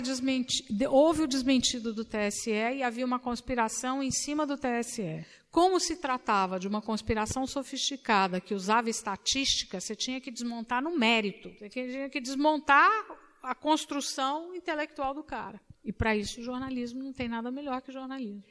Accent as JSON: {"language": "Portuguese", "region": "Minas Gerais", "country": "Brazil", "moved": "yes", "lives_now": "São Paulo, Brazil", "said": "eu sou mineira"}